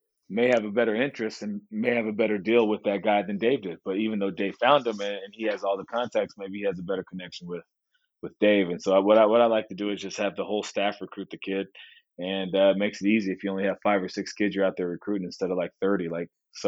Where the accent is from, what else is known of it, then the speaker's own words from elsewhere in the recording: Santa Barbara, California, United States; moved away as an adult; I was from Santa Barbara